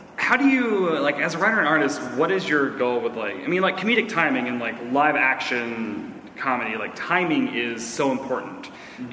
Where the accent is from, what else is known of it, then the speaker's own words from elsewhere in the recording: Tennessee, United States; I'm from Tennessee